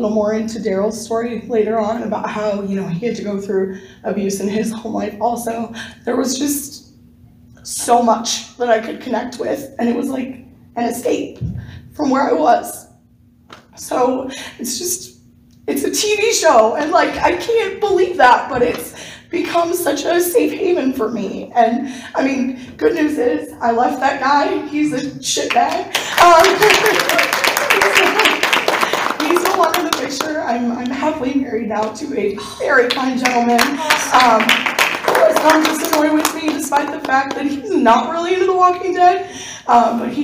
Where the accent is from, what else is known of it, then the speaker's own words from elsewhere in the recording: Raleigh, North Carolina, United States; I'm from Raleigh, North Carolina.